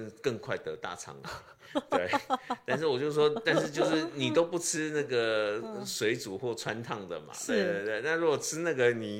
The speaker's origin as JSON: {"language": "Chinese", "country": "Taiwan", "said": "因为我们台湾人又爱吃啊，"}